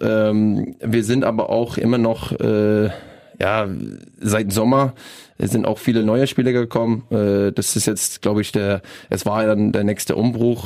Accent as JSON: {"language": "German", "region": "British Columbia", "country": "Canada", "tie": "born or raised there", "second_language": "German", "moved": "as an adult", "lives_now": "Rostock, Germany", "said": "bei uns, äh, bei meiner, in meiner Heimat"}